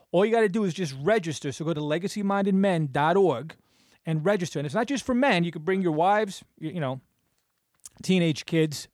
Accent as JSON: {"language": "English", "town": "Clifton", "region": "New Jersey", "country": "United States", "tie": "born or raised there", "said": "growing up in Clifton"}